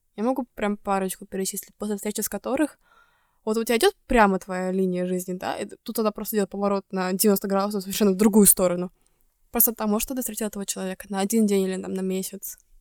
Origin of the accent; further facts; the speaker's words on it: Estonia; moved away; из Эстонии